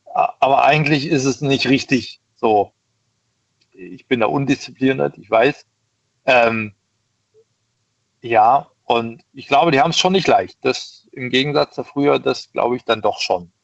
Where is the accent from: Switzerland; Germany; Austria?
Germany; East Germany; ich komme aus dem Ost, also gebürtig aus dem Osten